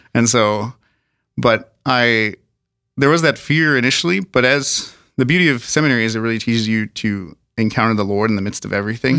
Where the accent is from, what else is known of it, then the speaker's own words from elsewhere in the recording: Sioux Falls, South Dakota, United States; also born or lived in Colorado Springs, Colorado / Garretson, South Dakota; we've lived in s, the Minnehaha County. We used, lived in Garrettson for a while and now Sioux Falls for pretty much all my life.